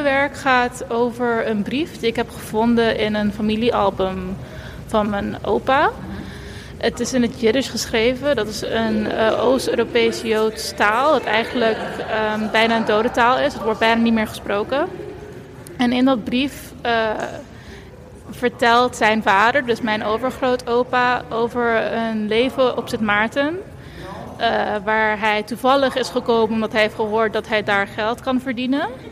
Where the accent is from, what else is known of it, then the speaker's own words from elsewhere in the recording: Curaçao; also born or lived in Eindhoven; now in Utrecht, Netherlands; dus ik ben geboren en getogen op Curaçao